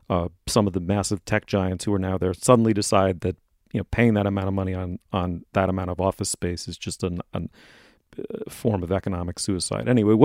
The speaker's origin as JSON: {"language": "English", "town": "New York City", "region": "New York", "country": "United States", "tie": "born or raised there", "said": "I mean, I grew up in New York in the 1970s, you know, it was famously a bankrupt city."}